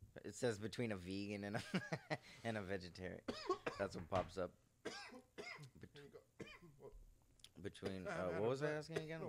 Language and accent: English; Palmdale, California, United States; also born or lived in Lancaster, California; now in Los Angeles, United States; I grew up in Palmdale in Lancaster for the first half of my life